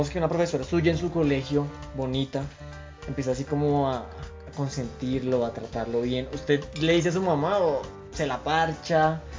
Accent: Colombia; Muy arraigado las costumbres que tenemos nosotros como hijos y como colombianos también, puede ser.

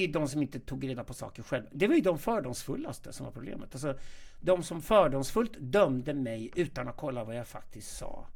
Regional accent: Sweden; also born or lived in South Africa / Ohio, United States / New York, United States; Jag är uppvuxen i Sverige

